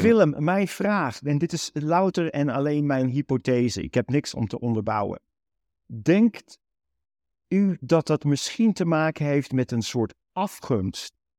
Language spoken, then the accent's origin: Dutch; Netherlands; moved away; Wij zijn geboren en getogen Nederlanders uit Nederlandse ouders